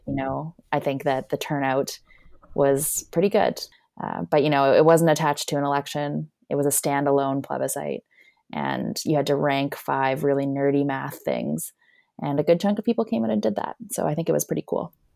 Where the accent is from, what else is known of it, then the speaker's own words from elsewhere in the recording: Alberta, Canada; also born or lived in Prince Edward Island; now in Ottawa, Canada; I'm actually from Alberta, but I had the pleasure and privilege of living in Prince Edward Island for the last almost seven years